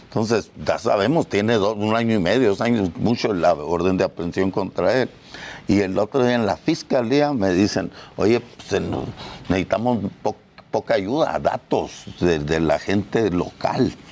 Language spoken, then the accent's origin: Spanish; Mexico; Nosotros somos como otros mexicanos que matan.